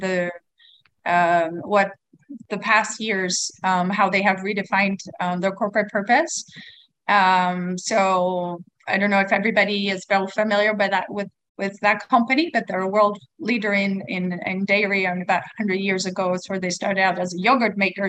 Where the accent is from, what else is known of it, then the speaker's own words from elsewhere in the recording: Sweden; now in Taiwan; I come from Sweden. Uh, we are um, calling in from Taiwan